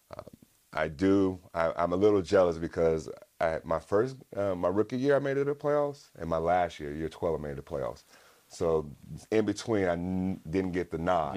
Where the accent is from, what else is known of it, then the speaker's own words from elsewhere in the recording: West Coast, United States; growing up on the West Coast.